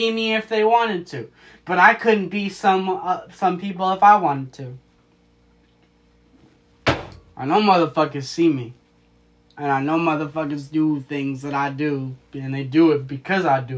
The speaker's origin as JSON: {"language": "English", "town": "Marysville", "region": "Washington", "country": "United States", "tie": "born or raised there", "said": "My hometown is Marysville, Washington"}